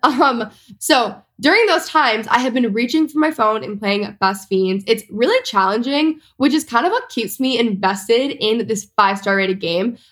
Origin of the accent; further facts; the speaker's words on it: Texas, United States; all of my whole house at the point like we're all from Texas